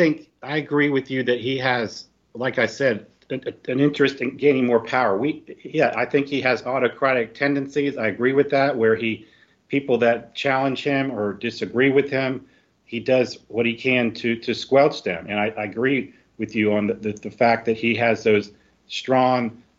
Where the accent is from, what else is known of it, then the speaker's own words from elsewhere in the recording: Florida, United States; I've lived all over Florida. I'm from Florida. I've lived all over.